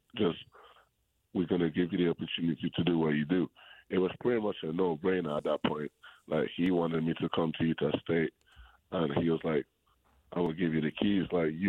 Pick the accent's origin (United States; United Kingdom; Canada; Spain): Spain; English is a second language; So I was born in Spain, right? And in Spain, basketball is a little bit, it's more bigger than in England, how big it is in England. So when I was growing up, when I was a kid